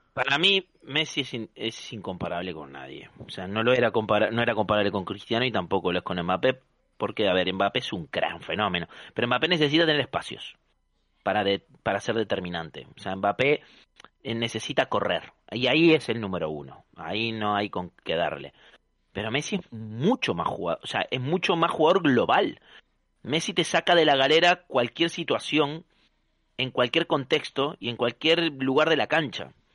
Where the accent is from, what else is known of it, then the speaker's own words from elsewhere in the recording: Uruguay; moved away; a pesar de que soy uruguayo